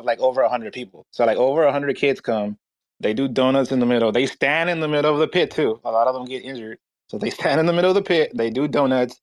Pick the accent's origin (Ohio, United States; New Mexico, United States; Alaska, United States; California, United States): California, United States; Los Angeles; I'm from Los Angeles